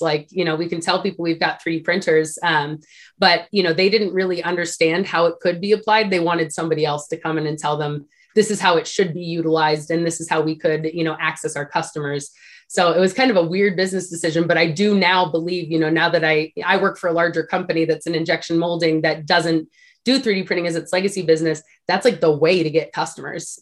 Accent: Sacramento, California, United States; I actually grew up in Sacramento, California

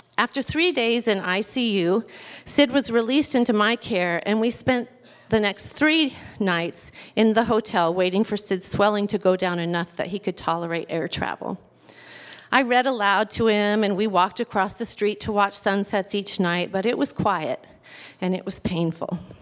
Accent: Southern California, United States; I was raised on Southern California beaches

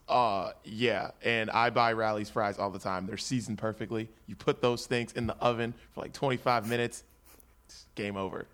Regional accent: West Virginia, United States; I'm from West Virginia

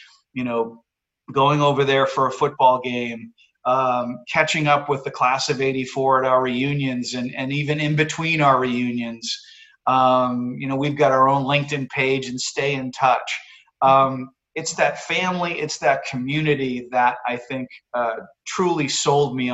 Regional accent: Massachusetts, United States; moved away as an adult; also born or lived in Basking Ridge, New Jersey; growing up in Massachusetts

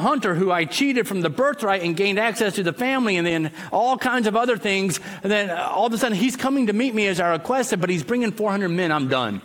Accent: the South, United States; moved away; I'm from the South originally

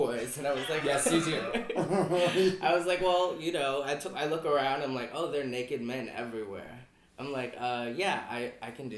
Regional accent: Denver, Colorado, United States; moved away as an adult; now in Chicago, United States; I am from Denver, Colorado.

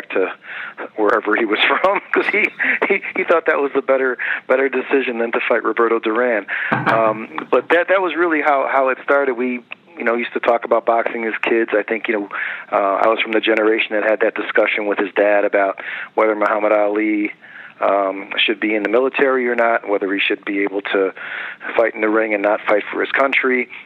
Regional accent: Schiller Park, Illinois, United States; I grew up in Schiller Park, Illinois, which is a suburb of Chicago

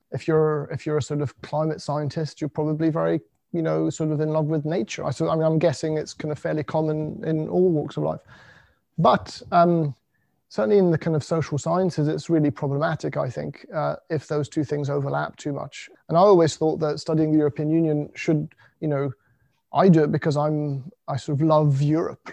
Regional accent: United Kingdom; being British

